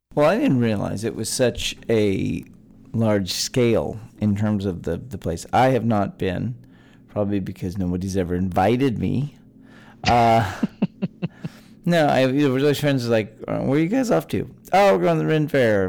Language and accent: English; Texas, United States; born or raised there